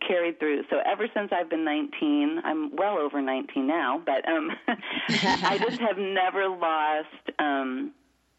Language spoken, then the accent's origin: English; Florida, United States; I grew up in Florida